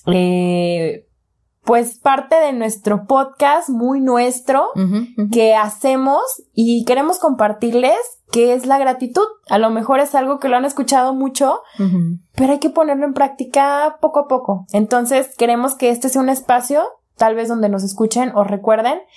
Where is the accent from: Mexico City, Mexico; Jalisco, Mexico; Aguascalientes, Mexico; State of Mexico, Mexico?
Jalisco, Mexico; Zapopan; Yo soy de Zapopan.